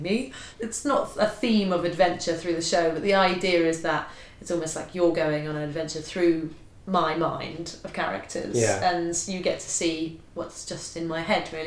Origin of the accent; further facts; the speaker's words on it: Bishop's Stortford, East of England, United Kingdom; I come from a very sort of typical town, Bishop Stortford, lovely town